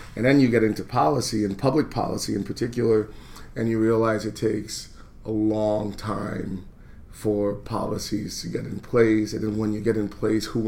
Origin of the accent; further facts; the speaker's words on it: New York, United States; also born or lived in Philadelphia; now in Baltimore, United States; I grew up in New York